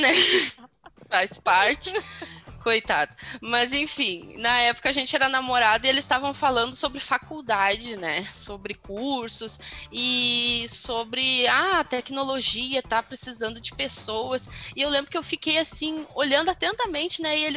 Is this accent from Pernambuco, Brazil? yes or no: no; Porto Alegre, Rio Grande do Sul, Brazil; eu sou gaúcha de Porto Alegre